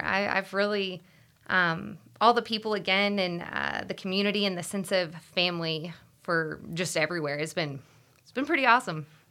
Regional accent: Austin, Texas, United States; I actually grew up in Austin. I'm born and raised in Austin

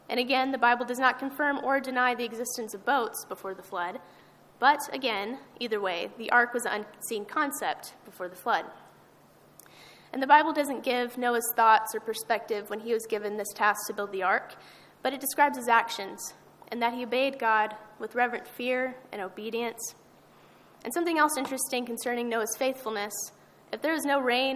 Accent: Amarillo, Texas, United States; I'm from Amarillo

